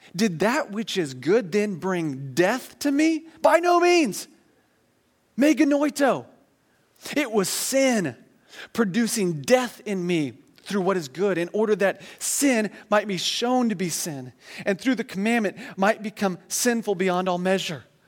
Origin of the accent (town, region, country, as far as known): United States